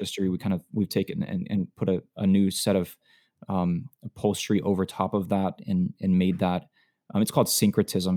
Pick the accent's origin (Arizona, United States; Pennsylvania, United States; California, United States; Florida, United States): Florida, United States; moved away as an adult; now in Alabama, United States; I was born and raised in Florida all my life